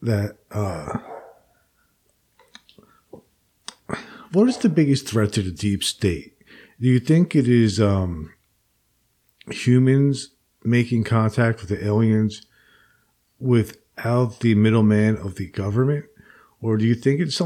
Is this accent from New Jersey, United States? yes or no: yes; Princeton, New Jersey, United States; I grew up in Princeton